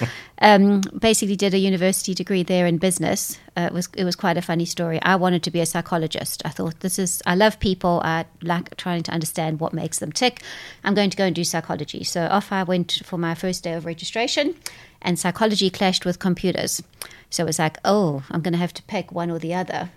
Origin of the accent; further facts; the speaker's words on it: South Africa; moved away; whilst I come from South Africa, my parents are British, so I'm a English South African person